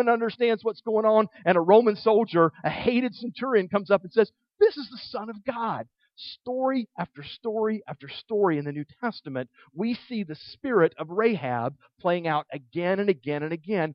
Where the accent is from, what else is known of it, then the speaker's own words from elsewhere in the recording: the South, Southern United States, United States; as a Southerner